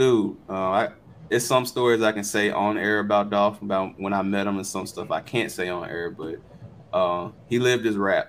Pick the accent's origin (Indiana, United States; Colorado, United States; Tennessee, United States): Tennessee, United States; Memphis; I'm from Memphis.